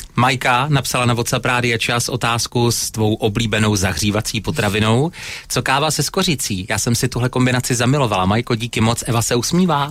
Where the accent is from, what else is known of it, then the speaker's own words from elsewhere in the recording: Opava, Moravian-Silesian Region, Czechia; u nás v Opavě